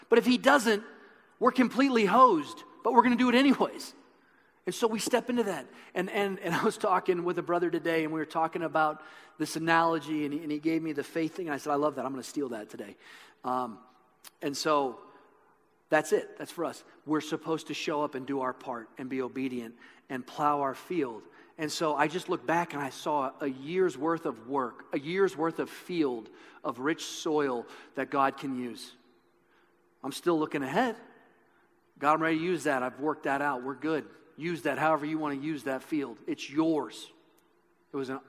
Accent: Midwest, United States; I grew up in the Midwest

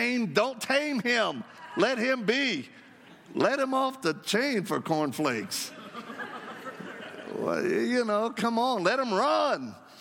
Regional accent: Louisiana, United States; accent: Cajun; moved away; My background, I'm from Louisiana. Anybody else from Louisiana? God bless y'all. Let's give thanks to the Lord. I escaped. You know, I was raised down by the swamps or bayous. I mean, my mama spoke French before she did English. So I know French well

